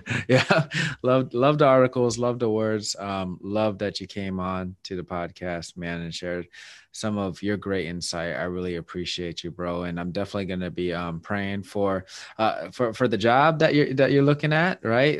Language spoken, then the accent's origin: English; Seattle, Washington, United States; my hometown is my Seattle Mariners